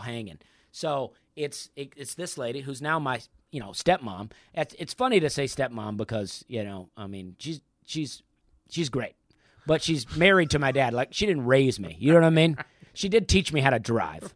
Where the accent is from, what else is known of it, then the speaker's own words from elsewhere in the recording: Opelika, Alabama, United States; moved away as an adult; also born or lived in Charleston, South Carolina; I grew up in Opelika, and my parents almost never traveled